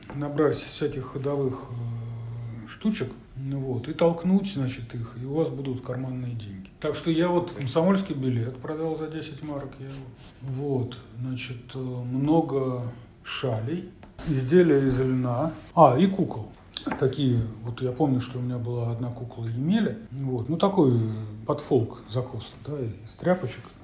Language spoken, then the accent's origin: Russian; St Petersburg, Saint Petersburg, Russia; я из Петербурга